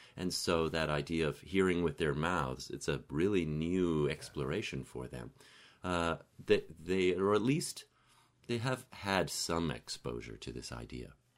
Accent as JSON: {"language": "English", "country": "Canada", "tie": "born or raised there", "said": "growing up in Canada"}